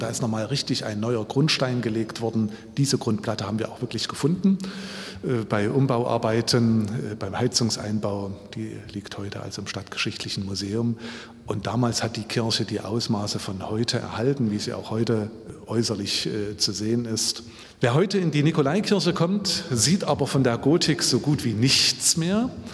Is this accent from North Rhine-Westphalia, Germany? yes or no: no; Ore Mountains, Saxony, Germany; moved away as an adult; now in Leipzig, Germany; Ich bin im Erzgebirge groß geworden